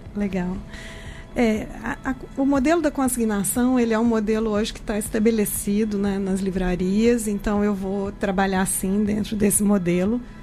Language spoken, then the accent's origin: Portuguese; Minas Gerais, Brazil; accent: mineiro; moved away as an adult; also born or lived in Juiz de Fora / Belo Horizonte; now in São Paulo, Brazil; Eu comecei a minha carreira em Minas, pelo meu sotaque, vocês já devem ter percebido que eu sou mineira.